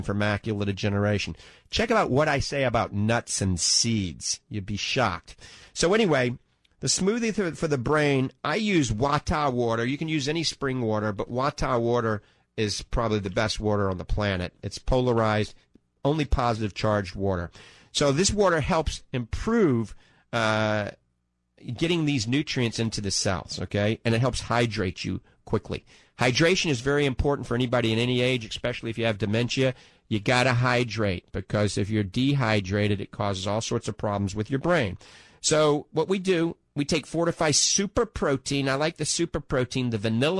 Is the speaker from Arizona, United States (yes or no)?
no; New Orleans, Louisiana, United States; now in Ocala, United States; I grew up in New Orleans